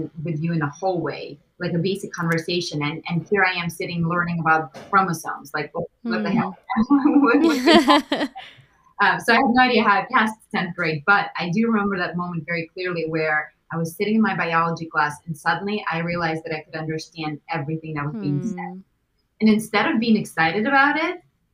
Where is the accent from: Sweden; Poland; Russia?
Russia; moved away; growing up in Russia even because we grew up with very little